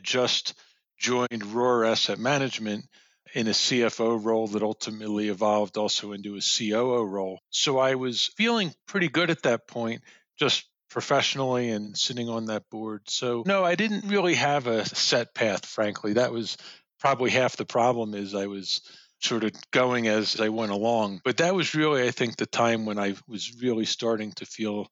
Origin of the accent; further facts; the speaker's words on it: Elkins Park, Pennsylvania, United States; I grew up outside of Philly in Elkins Park, Montgomery County, went to Cheltenham High School